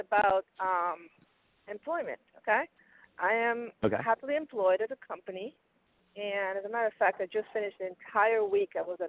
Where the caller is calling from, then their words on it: Pennsylvania, United States; this is from Pennsylvania.